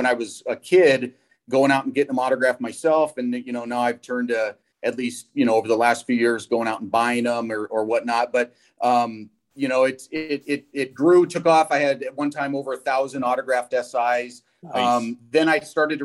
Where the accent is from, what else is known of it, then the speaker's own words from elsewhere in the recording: San Francisco Bay Area, California, United States; I grew up in the San Francisco Bay Area